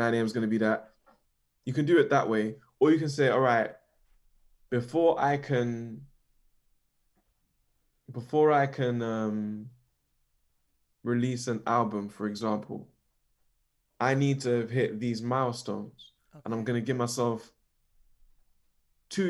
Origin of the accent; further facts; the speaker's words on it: London, United Kingdom; also born or lived in Stonebridge; growing up in St. Raph's